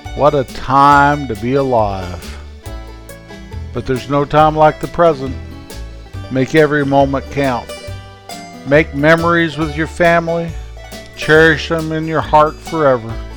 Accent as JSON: {"language": "English", "region": "Rocky Mountains", "country": "United States", "tie": "born or raised there", "said": "raised in the Rocky Mountains"}